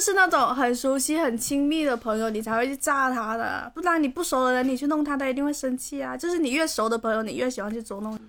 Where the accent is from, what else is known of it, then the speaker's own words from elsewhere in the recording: Guangdong, China; 作为广东人